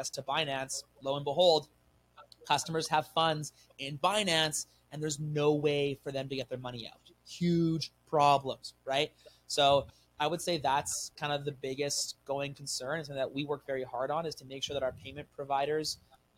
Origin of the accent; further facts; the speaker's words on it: Canada; I'm a Canadian guy. Like I love it here.